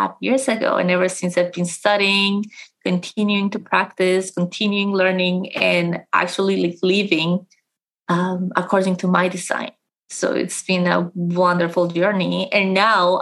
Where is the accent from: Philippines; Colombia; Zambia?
Colombia; now in London, United Kingdom; I am originally from Colombia